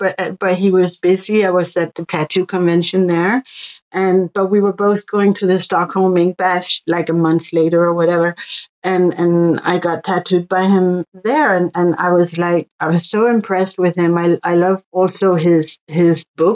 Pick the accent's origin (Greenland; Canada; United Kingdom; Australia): Greenland; Northwest Greenland; moved away; also born or lived in Denmark; I am from Northwest Greenland